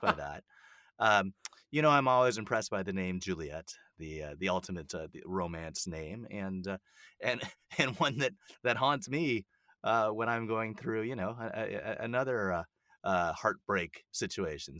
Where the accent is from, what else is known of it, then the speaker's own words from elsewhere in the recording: Canada; I'm Canadian, so, you know, I celebrate Canadian Thanksgiving a month earlier